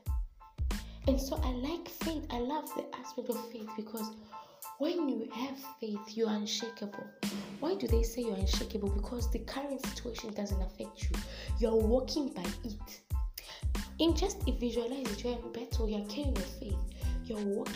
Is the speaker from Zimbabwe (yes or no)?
yes; Zimbabwe; we are Africans, we are from Zimbabwe, so we're from Southern Africa.